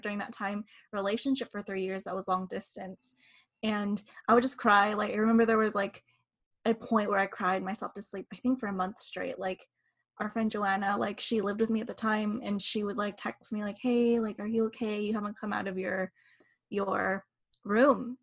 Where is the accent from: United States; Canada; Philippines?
Philippines; we are Filipino and in Eastern culture